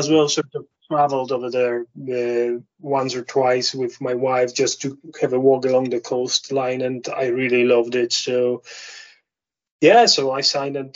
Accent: Poland; moved away as an adult; also born or lived in London / Bridlington / Lake District; now in Scottish Highlands, United Kingdom; I'm Polish, obviously, as you can guess by my accent and my surname

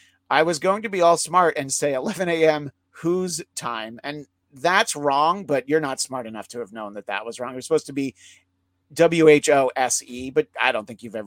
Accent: Northeast, United States; Growing up in the Northeast, they have it pretty much locked down.

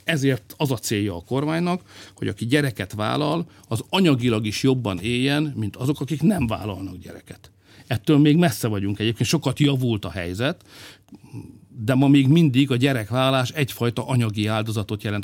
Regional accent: Hungary; magyarok vagyunk

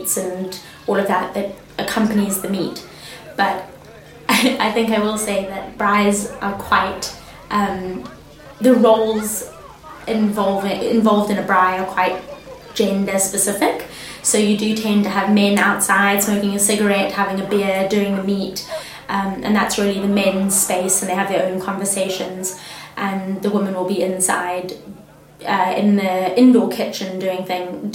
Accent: Gaborone, Botswana; moved away as an adult; also born or lived in Johannesburg, South Africa; now in Edinburgh, United Kingdom; I live in Scotland, even though I grew up in Botswana

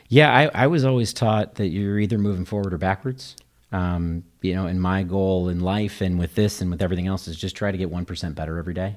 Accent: Kansas City, Missouri, United States; moved away as an adult; now in Naperville, United States; I grew up in Kansas City, Missouri

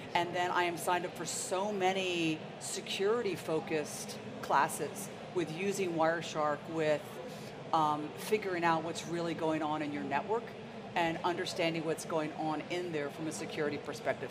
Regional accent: Princeton, New Jersey, United States; also born or lived in Ohio; I grew up in Princeton, New Jersey

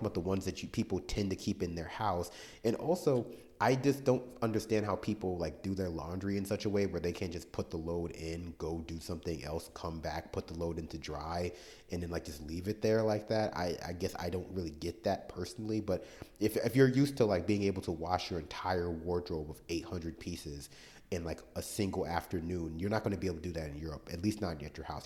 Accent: New York City, New York, United States; I was born and raised in New York City.

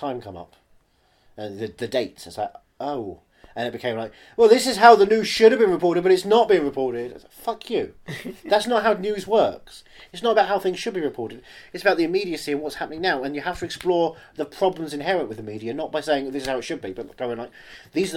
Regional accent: United States; I'm Irish American

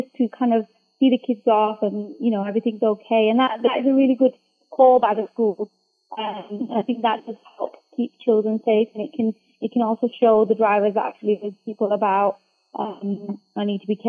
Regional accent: Bradford, Yorkshire and the Humber, United Kingdom; I'm from Bradford

